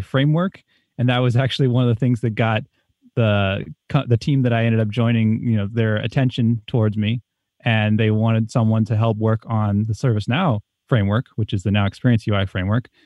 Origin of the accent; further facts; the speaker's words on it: East Coast, United States; moved away as an adult; I grew up on the East Coast